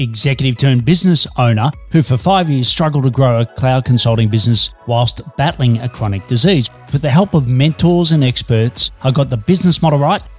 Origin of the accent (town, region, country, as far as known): Australia; now in Melbourne, Australia